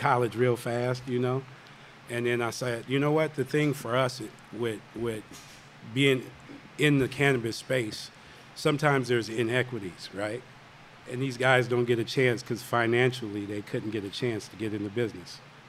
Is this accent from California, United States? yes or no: yes; Oakland, California, United States; moved away; Even though I'm from Oakland